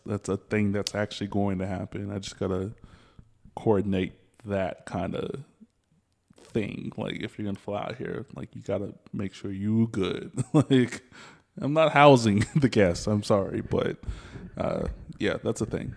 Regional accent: the South, United States; I'm from the South

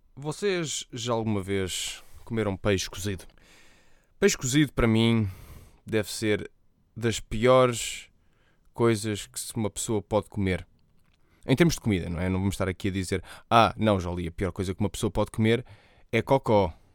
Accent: Portugal; eu, sendo português, nós dizemos os R's bem

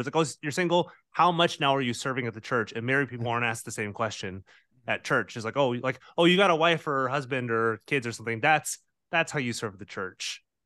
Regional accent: United States

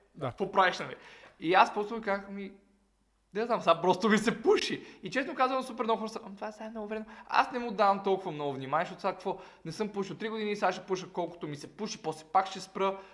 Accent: Montana, Montana Province, Bulgaria; пак съм от Монтана, северо-западна България, ние там сме пияници долни

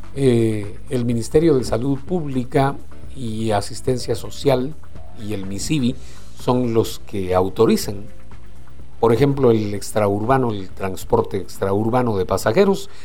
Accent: Guatemala; los chapines somos bien abrazadores

